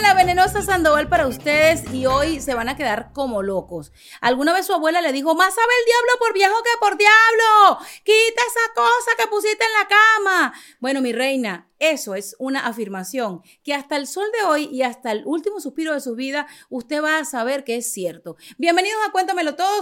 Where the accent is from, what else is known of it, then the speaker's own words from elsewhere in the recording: Caracas, Capital District, Venezuela; moved away as an adult; now in United States; yo soy venezolana, nacida en Caracas